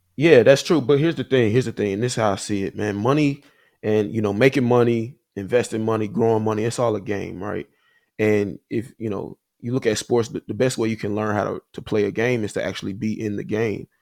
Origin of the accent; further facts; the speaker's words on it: Huntsville, Alabama, United States; moved away as an adult; also born or lived in Nashville, Tennessee / Chicago; I'm from Huntsville, Alabama. Uh, grew up there, you know, my whole life